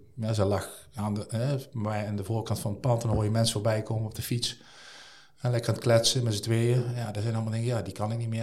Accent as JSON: {"language": "Dutch", "town": "Nuenen", "region": "North Brabant", "country": "Netherlands", "tie": "born or raised there", "said": "al heel mijn leven heb ik daar, heb ik daar gewoond"}